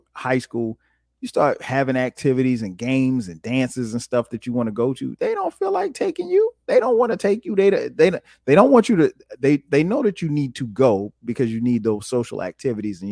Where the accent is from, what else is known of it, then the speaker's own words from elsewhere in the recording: Florence, United States; growing up in Florence